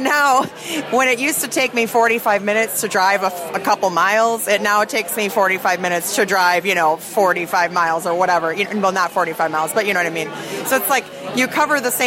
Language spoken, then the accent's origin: English; Oshkosh, Wisconsin, United States; moved away as an adult; also born or lived in Los Angeles, California; now in Iowa, United States; my hometown, which is Oshkosh, Wisconsin